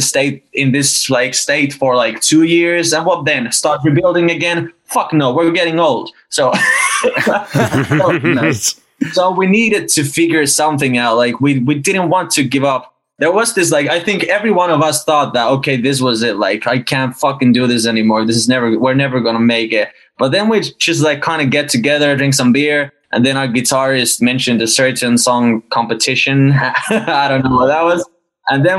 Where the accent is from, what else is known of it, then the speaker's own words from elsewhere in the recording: Oulu, North Ostrobothnia, Finland; our hometown in Northern Finland. It's a smaller town called Oulu